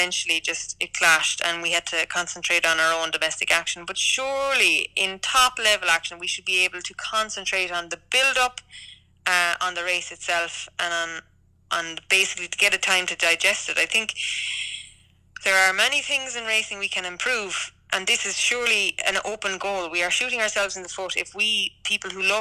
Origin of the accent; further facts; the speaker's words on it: Ireland; as an Irish person